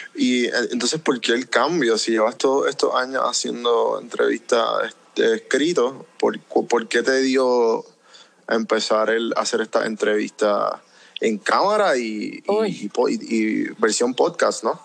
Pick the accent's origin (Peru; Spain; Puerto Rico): Puerto Rico; now in Atlanta, United States; Aquí, que yo vivo en Atlanta, fuera de Puerto Rico, siendo boricua